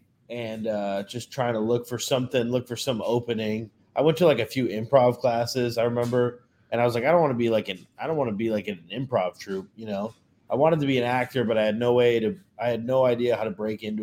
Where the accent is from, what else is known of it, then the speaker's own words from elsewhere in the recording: Northwest Indiana, United States; moved away as an adult; also born or lived in Chicago, Illinois; now in Delray Beach, United States; I'm originally from, I was born in Chicago. I grew up in Northwest Indiana. And then I've been down in Florida for the last 7+ years